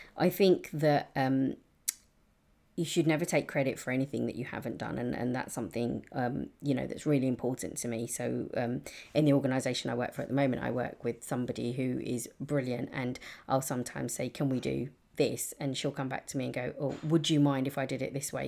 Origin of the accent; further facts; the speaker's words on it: London, United Kingdom; I've been very lucky to grow up in a, in a really diverse part of East London